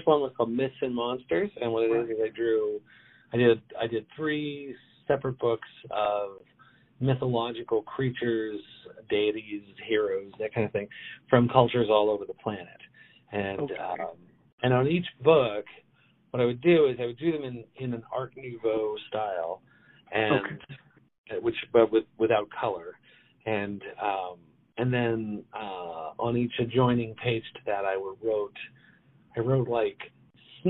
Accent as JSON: {"language": "English", "region": "New Mexico", "country": "United States", "tie": "born or raised there", "said": "I was raised in New Mexico"}